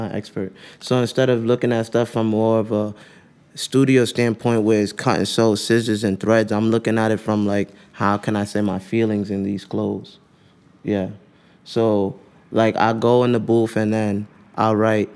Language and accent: English; New York City, New York, United States; I'm from New York